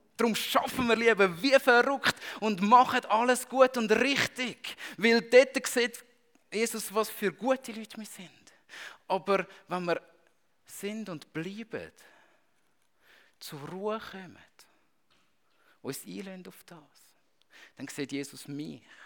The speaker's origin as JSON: {"language": "German", "country": "Switzerland", "said": "als Schweizer"}